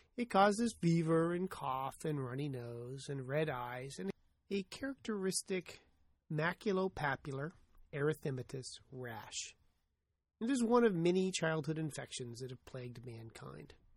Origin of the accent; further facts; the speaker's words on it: United States; I'm an American.